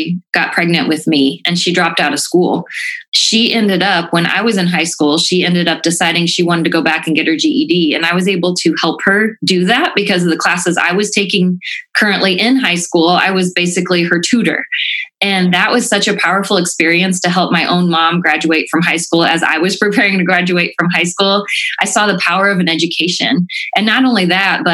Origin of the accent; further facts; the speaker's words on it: Rensselaer, Indiana, United States; also born or lived in Franklin, Indiana; I was applying for teaching jobs back in Rensselaer, where I grew up